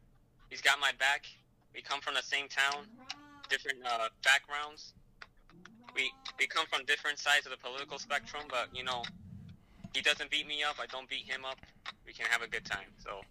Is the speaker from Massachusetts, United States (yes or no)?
yes; Lawrence, Massachusetts, United States; as introduced by Ed. A little bit about myself, you know, I'm from Lawrence, Massachusetts, to a large family from Puerto Rico, artist, musician